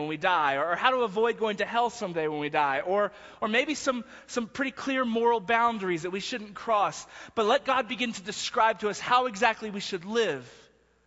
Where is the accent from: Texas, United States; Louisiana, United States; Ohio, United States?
Texas, United States; now in Denver, United States; I was from Texas